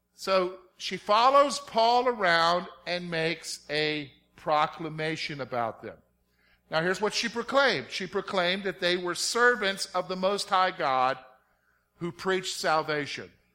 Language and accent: English; the South, United States; moved away; growing up in the South